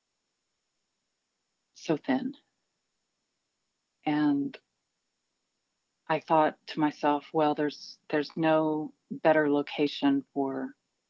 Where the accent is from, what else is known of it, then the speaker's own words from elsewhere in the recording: Elizabethtown, Kentucky, United States; now in Lexington, United States; I was born in Lexington and I've spent most of my life here, but I was raised in Elizabethtown, more or less